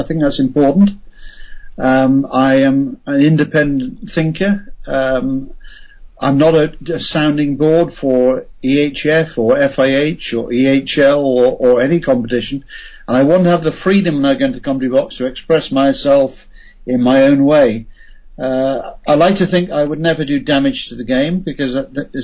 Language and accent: English; United Kingdom; as a Brit, and rather obviously a Brit at times